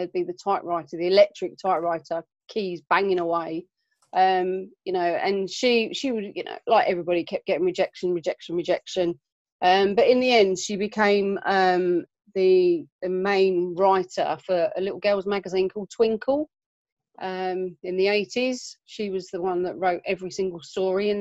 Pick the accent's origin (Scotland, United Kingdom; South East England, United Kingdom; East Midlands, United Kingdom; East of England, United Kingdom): East of England, United Kingdom; Southend-on-Sea; now in Milton Keynes, United Kingdom; I was born in Southend in Essex. Okay. Yeah, born and bred. Moved up here